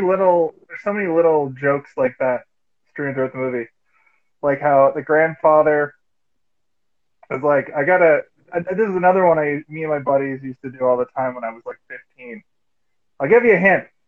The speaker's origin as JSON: {"language": "English", "town": "Halifax", "region": "Nova Scotia", "country": "Canada", "moved": "yes", "lives_now": "Toronto, Canada", "said": "I'm from Halifax originally"}